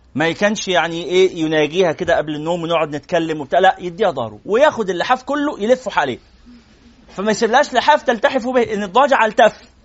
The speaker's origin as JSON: {"language": "Arabic", "town": "Cairo", "region": "Cairo Governorate", "country": "Egypt", "said": "وأنا من مدينة نصر"}